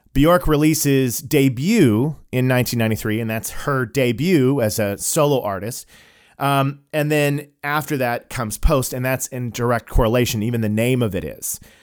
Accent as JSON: {"language": "English", "town": "Tulsa", "region": "Oklahoma", "country": "United States", "tie": "born or raised there", "said": "where we grew up in Tulsa, Oklahoma"}